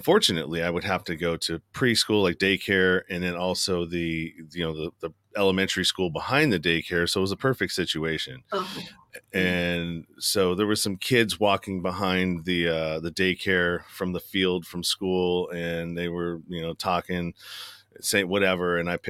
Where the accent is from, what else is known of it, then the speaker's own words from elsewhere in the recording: Pinole, California, United States; I'm from the Bay Area, San Francisco Bay Area. And we lived in the suburb called Pinole.